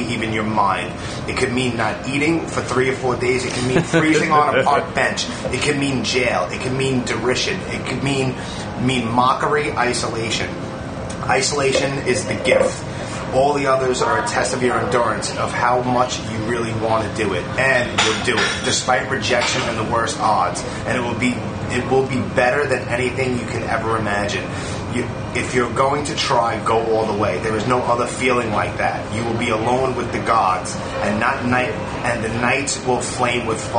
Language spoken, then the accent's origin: English; New York City, New York, United States; I'm born and raised in Brooklyn.